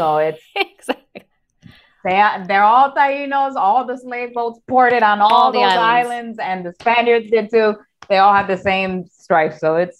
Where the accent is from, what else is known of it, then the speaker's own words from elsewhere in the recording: Rochester, New York, United States; by Dominican and Puerto Rican parents. I would probably say I steer more to the Puerto Rican side just because I grew up upstate in Rochester and that's the bigger community there.